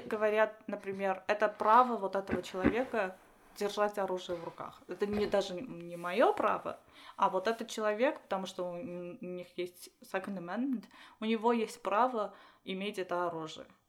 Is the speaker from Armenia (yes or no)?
yes; Armenia; Russian is a second language; moved away as an adult; now in United States; я из Армении, я родилась там, можно даже сказать, я родилась в, Союз... Э, в Советском Союзе. Угу. Училась в Армении, жила в Армении